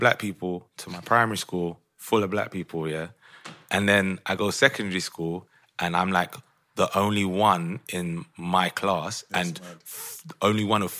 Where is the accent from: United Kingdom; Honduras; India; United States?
United Kingdom; London; I grew up in Brixton and went to school Streatham.